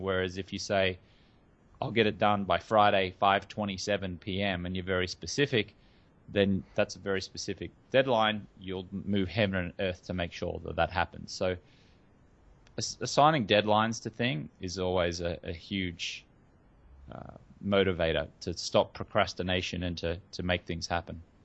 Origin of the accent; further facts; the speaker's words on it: Australia; moved away as an adult; now in Hollywood, United States; I grew up in Australia